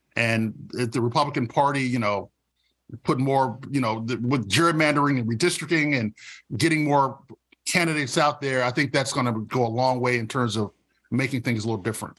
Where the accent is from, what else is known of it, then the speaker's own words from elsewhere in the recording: Rocky Mount, North Carolina, United States; my hometown of Rocky Mountain, North Carolina